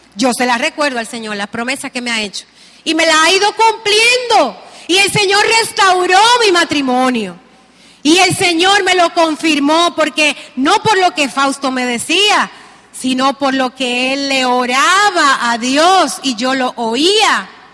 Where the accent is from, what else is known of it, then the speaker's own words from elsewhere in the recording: Dominican Republic; nos sentimos como dominicanos